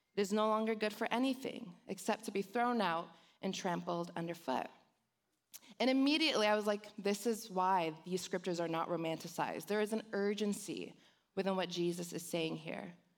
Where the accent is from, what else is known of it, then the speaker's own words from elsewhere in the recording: Los Angeles, California, United States; accent: Valley girl; I was born and raised in Los Angeles. So I grew up in the hood of the San Fernando Valley, so I'm a Valley girl